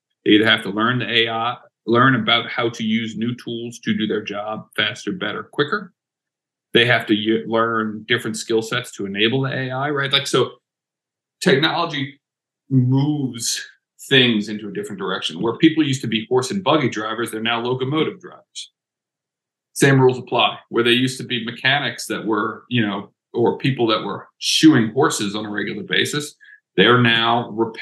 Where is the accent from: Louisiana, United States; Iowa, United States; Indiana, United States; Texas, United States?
Louisiana, United States; New Orleans; I am from New Orleans, Louisiana